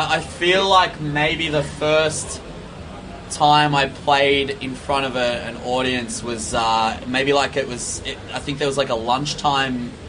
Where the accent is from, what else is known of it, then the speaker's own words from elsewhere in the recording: Victoria, Australia; because you know punk and hardcore and metal was ultimately the reason that I learnt to kind of leave my hometown and you know explore other places